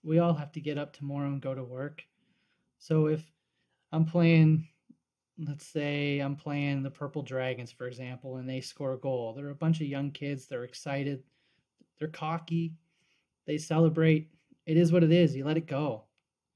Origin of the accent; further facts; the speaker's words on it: the Annapolis Valley, Nova Scotia, Canada; I'm from the Valley. For those of you that don't know, I went to Central Kings.